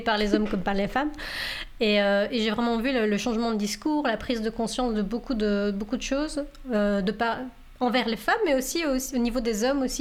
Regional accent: Belgium; accent: French; moved away as an adult; now in Canada; je viens de Belgique et je suis arrivée au Canada il il y a six ans

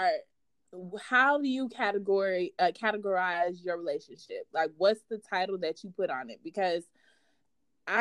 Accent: Georgia, United States; I'm from Georgia as well. I'm in the Tucker area

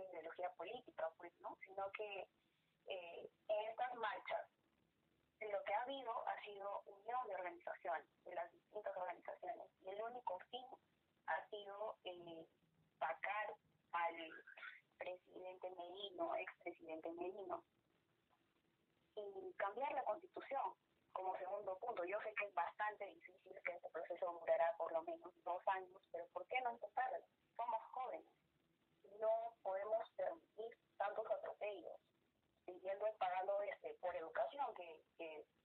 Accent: Peru

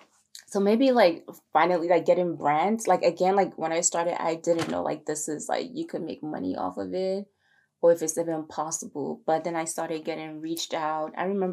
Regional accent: Maryland, United States; I was actually from the East Coast, from Maryland.

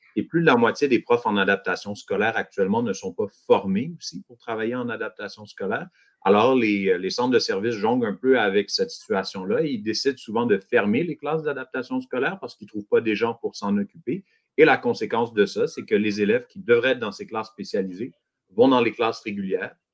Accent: Montreal, Quebec, Canada; je suis de Montréal. Euh, je travaille à Montréal, je vis à Montréal

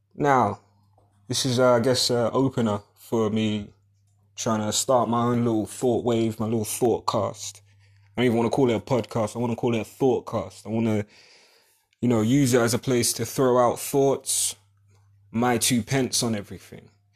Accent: United Kingdom; a black British perspective

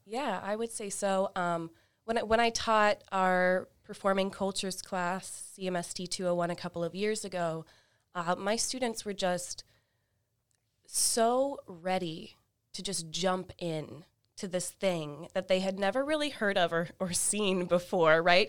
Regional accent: Fort Walton Beach, Florida, United States; also born or lived in Tampa, Florida; I am originally from Florida, uh, the Panhandle of Florida in Fort Walton Beach, a small, smallish beach town.

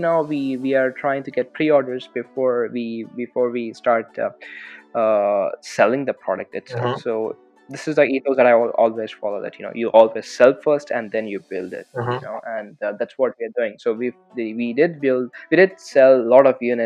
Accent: Hyderabad, Telangana, India; moved away as an adult; also born or lived in California; now in United States; I'm from Hyderabad

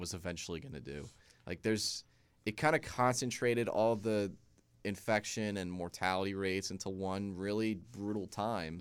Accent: Hackensack, New Jersey, United States; I was born in Hack and Sack

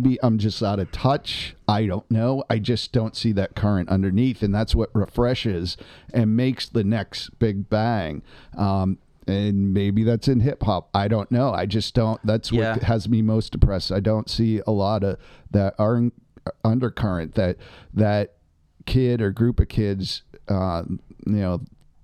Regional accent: Boston, Massachusetts, United States; my hometown of Boston.

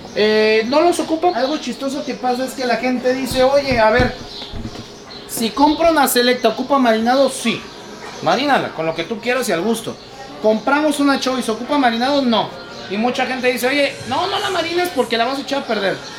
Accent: Mexico

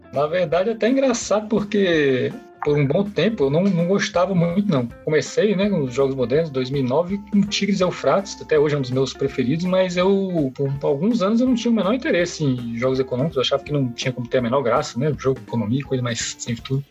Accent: Minas Gerais, Brazil; Eu sou de Minas Gerais

